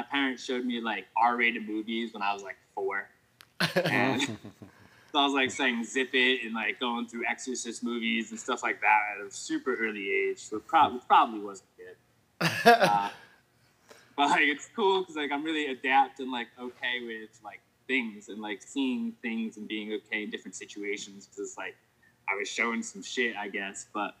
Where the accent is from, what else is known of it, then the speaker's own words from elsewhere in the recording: Coventry, Rhode Island, United States; I grew up in Rhode Island, Coventry, Rhode Island. I had two houses there.